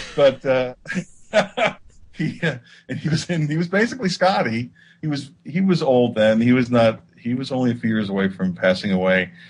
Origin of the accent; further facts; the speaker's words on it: New Jersey, United States; now in Los Angeles, United States; I grew up in New Jersey